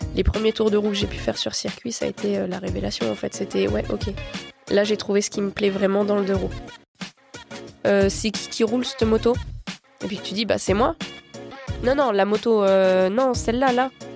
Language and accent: French; Meuse, Lorraine, Grand Est, France; J'étais dans l'Est, je suis originaire de l'Est, en Lorraine, en Meuse même précisément. Et j'ai toujours été là-bas et j'ai grandi là-bas.